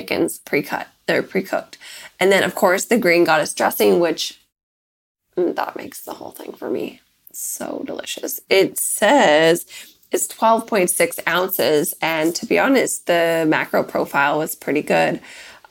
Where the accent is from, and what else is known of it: Victoria, British Columbia, Canada; now in United States